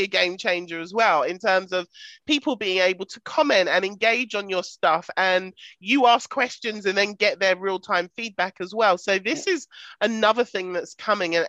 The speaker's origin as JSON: {"language": "English", "country": "United Kingdom", "said": "I'm very British and I drink tea, not coffee"}